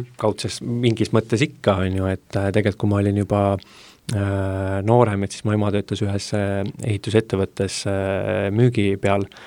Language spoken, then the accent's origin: Estonian; Essu, Lääne-Viru County, Estonia; mina olen lihtne poiss Lääne-Virumaalt Essust